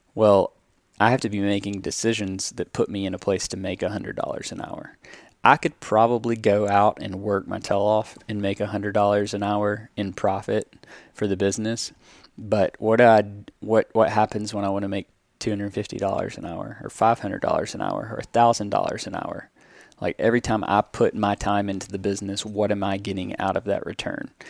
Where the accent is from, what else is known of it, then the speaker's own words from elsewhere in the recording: the South, United States; growing up in the South and predominantly white small towns like I grew up